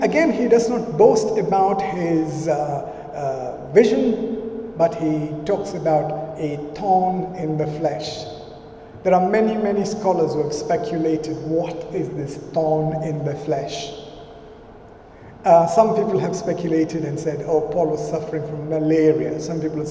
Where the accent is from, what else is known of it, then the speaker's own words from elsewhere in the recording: India; moved away; I grew up in India, and for the first 10 years of my life, I lived with my parents